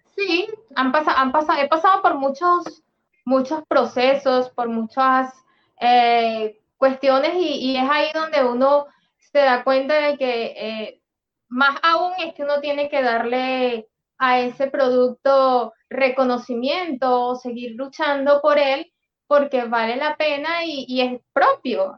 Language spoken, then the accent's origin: Spanish; Venezuela; moved away as an adult; now in Peru; cuando salimos de Venezuela